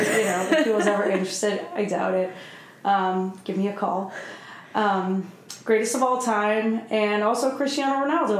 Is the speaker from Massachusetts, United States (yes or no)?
yes; Boston, Massachusetts, United States; But I am from Boston